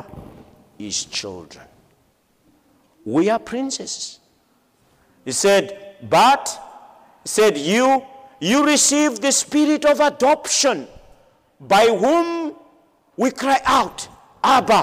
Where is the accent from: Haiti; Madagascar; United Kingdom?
Madagascar; I am from Madagascar.